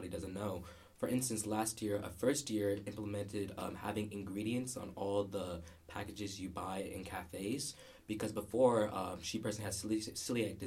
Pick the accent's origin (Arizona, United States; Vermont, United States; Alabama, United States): Arizona, United States; Phoenix; I'm from Phoenix, Arizona